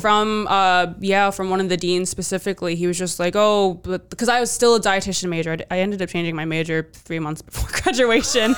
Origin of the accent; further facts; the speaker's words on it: D.C., Virginia, United States; moved away as an adult; now in Providence, United States; I grew up outside, right outside of D C